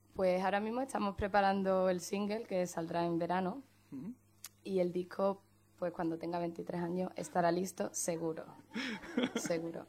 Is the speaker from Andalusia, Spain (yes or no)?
yes; Chiclana de la Frontera, Andalusia, Spain; now in Dublin, Ireland; soy de, Chiclano, Chiclana, soy de Cádiz